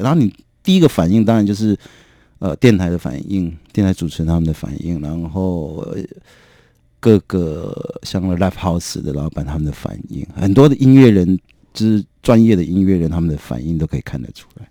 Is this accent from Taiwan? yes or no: yes; Kinmen County, Taiwan; moved away; 我的出身比较是一个很保守的封闭的小岛，啊，我金门啊，对，我是金门人